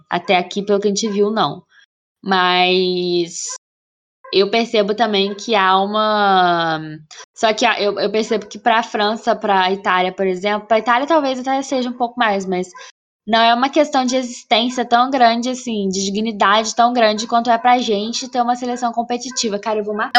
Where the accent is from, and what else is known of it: Brazil